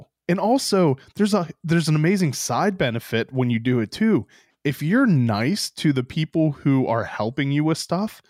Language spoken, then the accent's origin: English; Pittsburgh, Pennsylvania, United States; now in Frederick, Maryland, United States; I grew up in Pittsburgh